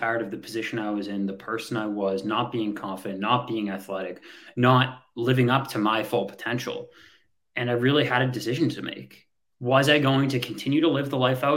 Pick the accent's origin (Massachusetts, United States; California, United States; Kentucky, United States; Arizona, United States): Massachusetts, United States; outside of Boston; grew up outside of Boston, Massachusetts